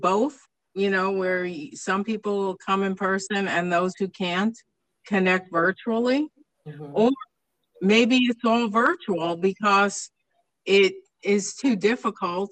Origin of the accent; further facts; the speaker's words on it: East Coast, United States; moved away; I came from the East Coast, and my school district was, you know, as a kid, it was frustrating to me because they were always the last to close the schools for snow